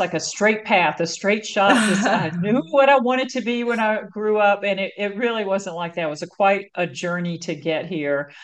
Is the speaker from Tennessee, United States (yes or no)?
no; North Carolina, United States; moved away as an adult; now in California, United States; growing up in North Carolina, one of the reasons I left was that I got a lot of pressure to like be married and have children